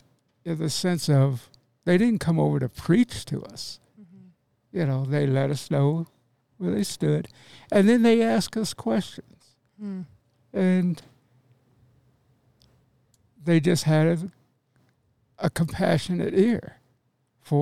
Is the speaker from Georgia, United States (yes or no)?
no; Oklahoma, United States; now in Denver, United States; I was born in Oklahoma, Indian Reservation.